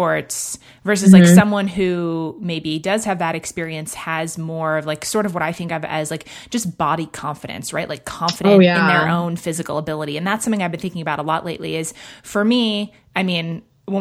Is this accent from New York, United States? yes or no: yes; New York, United States; moved away; also born or lived in London; I grew up mostly in Manhattan and in London